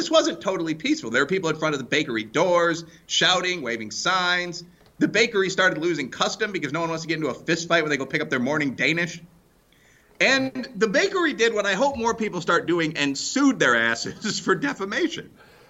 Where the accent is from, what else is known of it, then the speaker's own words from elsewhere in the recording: Chicago, Illinois, United States; He worked on a show in my hometown of Chicago.